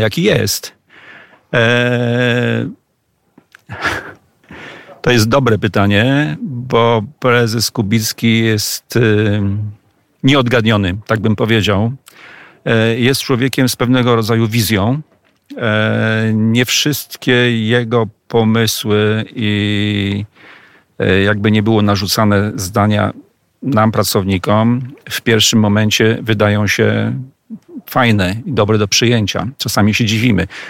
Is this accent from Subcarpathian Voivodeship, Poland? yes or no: yes; Przemyśl, Subcarpathian Voivodeship, Poland; Ja jestem mieszkańcem Przemyśla, urodziłem się w Przemyślu